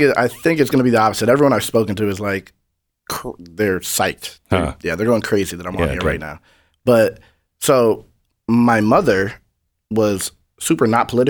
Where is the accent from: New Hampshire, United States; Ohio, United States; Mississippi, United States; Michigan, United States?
New Hampshire, United States; I'm from New Hampshire. It's 95% white. There's no real struggle.